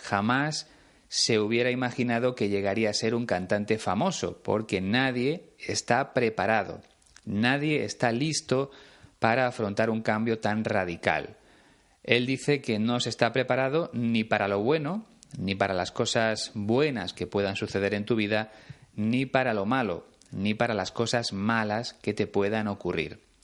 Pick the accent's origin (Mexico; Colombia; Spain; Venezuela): Spain; en mi país, en este caso en León